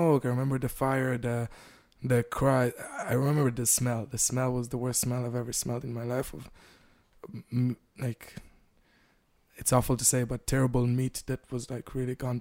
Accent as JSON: {"language": "English", "town": "Petah Tikva", "region": "Central District", "country": "Israel", "tie": "born or raised there", "said": "in Petah Tikva, where I grew up"}